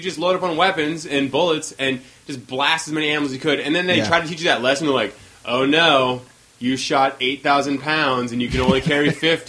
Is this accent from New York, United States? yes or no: no; Whidbey Island, Washington, United States; also born or lived in Seattle; I lived on an island. I was born in Seattle. I lived there for like a year. And then we moved to a farmhouse on Whidbey Island.